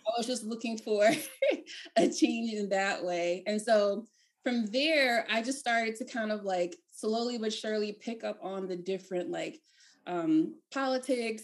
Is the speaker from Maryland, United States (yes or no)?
yes; Maryland, United States; moved away as an adult; also born or lived in Philadelphia, Pennsylvania; I'm from Maryland